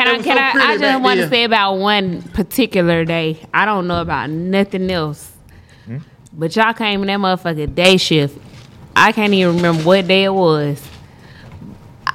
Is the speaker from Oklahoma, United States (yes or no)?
no; Atlanta, Georgia, United States; I grew up on Washington Road. I moved to Old National.